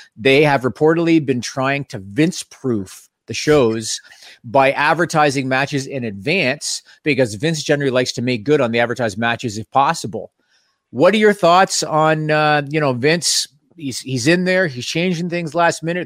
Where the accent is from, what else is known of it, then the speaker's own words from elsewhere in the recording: Toronto, Ontario, Canada; Being Canadian and and being from Toronto